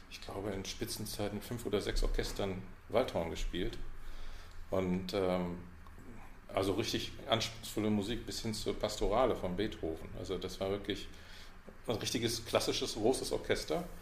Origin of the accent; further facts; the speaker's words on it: Münster, North Rhine-Westphalia, Germany; Äh, und ich bin in Münster aufgewachsen. Preußen Münster kennt man wahrscheinlich gar nicht.